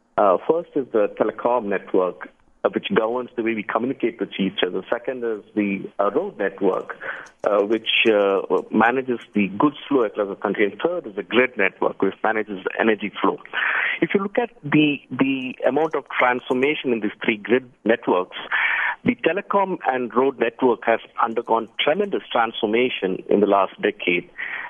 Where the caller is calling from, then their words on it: Bangalore, Karnataka, India; I'm calling from Bangalore, India.